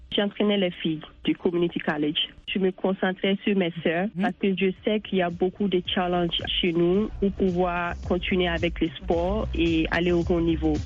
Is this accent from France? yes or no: no; Bamako, Mali; moved away as an adult; now in United States; j'ai joué avec l'équipe nationale du Mali féminine